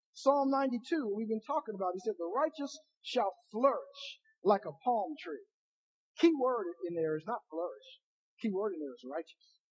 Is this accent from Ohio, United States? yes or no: yes; Ohio, United States; I'm from Ohio